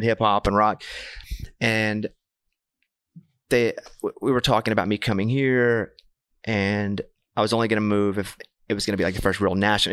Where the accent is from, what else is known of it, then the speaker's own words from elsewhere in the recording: Arkansas, United States; I'm from Arkansas. Grew up with a bunch of cowboy boot